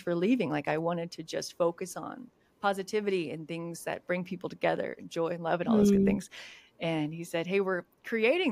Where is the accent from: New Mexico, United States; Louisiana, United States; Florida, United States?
New Mexico, United States; moved away as an adult; also born or lived in Oklahoma / Tulsa, Oklahoma; now in Dallas-Fort Worth, United States; I'm originally from New Mexico